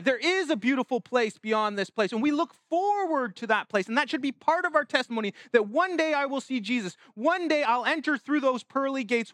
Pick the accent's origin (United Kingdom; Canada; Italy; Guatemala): Canada; us as Canadian citizens